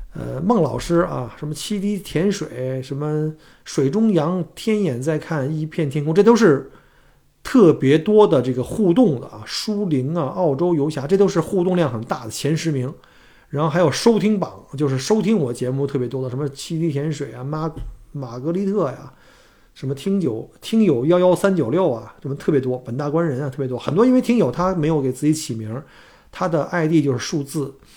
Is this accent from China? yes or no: yes; China; moved away as an adult; now in Melbourne, Australia; 我们是中国人